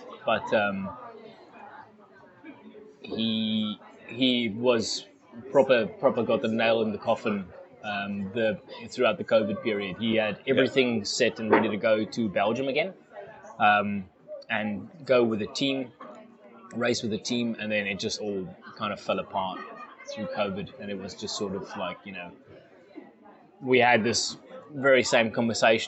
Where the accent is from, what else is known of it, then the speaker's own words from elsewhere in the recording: Bloemfontein, Free State, South Africa; moved away as an adult; now in Perth, Australia; My youngest brother is still in my hometown, Bloemfontein